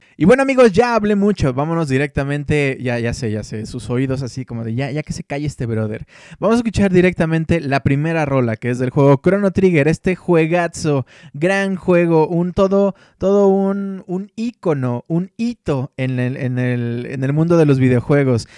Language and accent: Spanish; Mexico; como niño mexicano de los noventas, leía la revista Club Nintendo